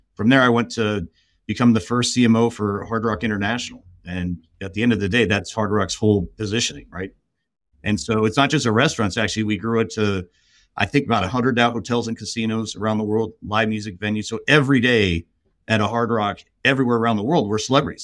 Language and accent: English; Los Angeles, California, United States; I grew up in, in Southern California. I grew up in L